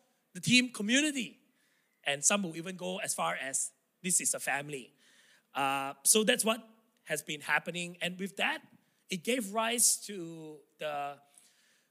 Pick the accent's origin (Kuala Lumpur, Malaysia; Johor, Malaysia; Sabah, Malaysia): Sabah, Malaysia; Tawau; English is a second language; moved away; true blue Sabahan, I love this state. This is where I was born, I grew up.